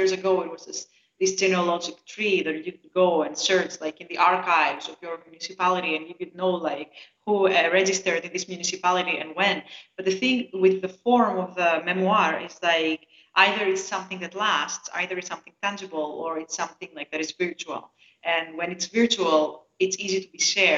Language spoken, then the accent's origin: English; Athens, Attica, Greece; moved away as an adult; also born or lived in Bulgaria; I was born in Greece. I was born in Athens, 89. Yeah, and I've lived there for until I was 18 years old.